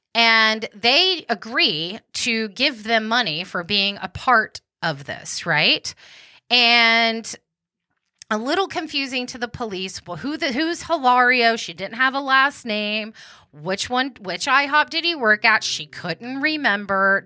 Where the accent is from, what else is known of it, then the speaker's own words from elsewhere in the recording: Wichita Falls, Texas, United States; where I was born in Wichita Falls, Texas